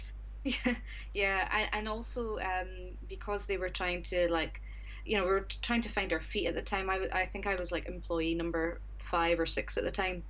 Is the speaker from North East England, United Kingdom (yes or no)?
no; Scotland, United Kingdom; moved away as an adult; now in Japan; I'm originally from Scotland, and I've been in Japan for just a little over four years now.